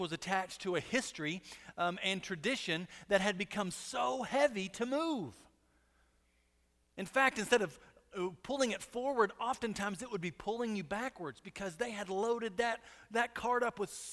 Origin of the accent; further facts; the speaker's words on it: Monahans, Texas, United States; I was born in Monahans, but I'm definitely not country.